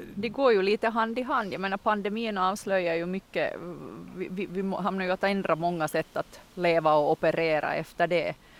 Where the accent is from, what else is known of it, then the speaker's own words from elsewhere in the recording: Munsala, Ostrobothnia, Finland; i Munsala då, min hembygd, så har vi ju vårt uttryck som är att jag är från Munsala